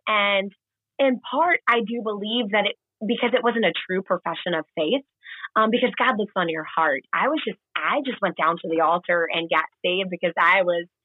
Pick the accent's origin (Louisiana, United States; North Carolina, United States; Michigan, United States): North Carolina, United States; I'm from North Carolina, the better of the Carolinas